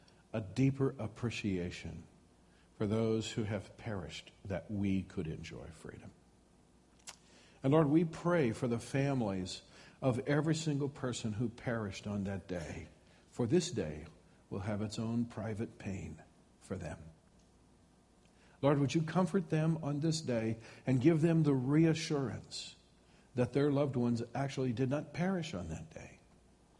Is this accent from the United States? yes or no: yes; United States; as American citizens, as people that God has placed in this country